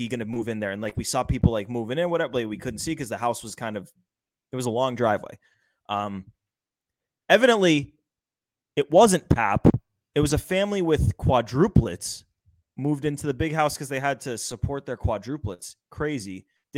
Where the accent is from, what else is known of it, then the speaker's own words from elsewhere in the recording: Wayland, Massachusetts, United States; I grew up in Wayland, Massachusetts, small town, kind of near Newton and Weston, Sudbury